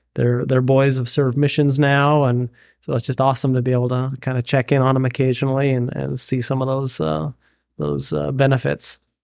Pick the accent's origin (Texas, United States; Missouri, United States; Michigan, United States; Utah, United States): Utah, United States; Payson; moved away as an adult; also born or lived in Indiana; now in Oregon, United States; born and raised in Payson, Utah, small town of about eight thousand